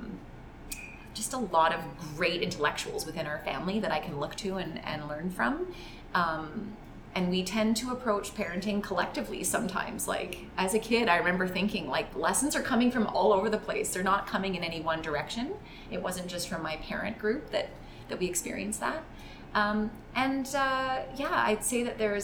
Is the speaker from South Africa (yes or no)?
no; Calgary, Alberta, Canada; I grew up in Calgary, and I went to a high school in Calgary that was in downtown Calgary